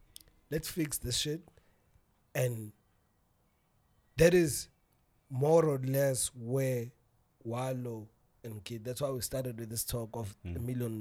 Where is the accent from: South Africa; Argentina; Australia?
South Africa; as a South African